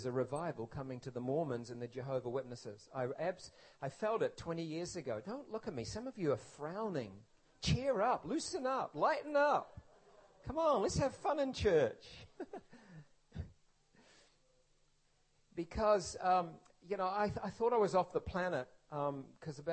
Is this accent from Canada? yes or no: no; New Zealand; When I was growing up in New Zealand as a boy